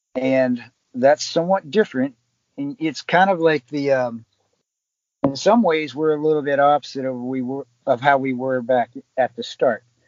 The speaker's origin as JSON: {"language": "English", "region": "West Virginia", "country": "United States", "also_born_or_lived": "Long Island, New York", "moved": "yes", "said": "I'm originally from West Virginia"}